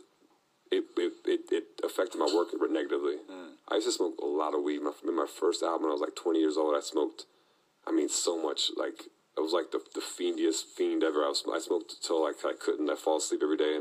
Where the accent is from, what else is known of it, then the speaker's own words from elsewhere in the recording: Florida, United States; I'm coming from Florida, too